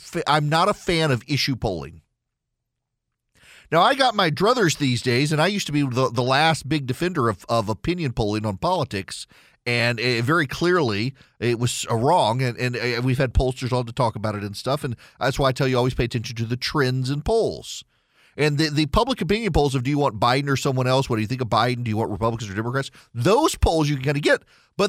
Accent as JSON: {"language": "English", "region": "Dubai", "country": "United Arab Emirates", "tie": "born or raised there", "said": "When I grew up in Dubai, British comedy was a thing."}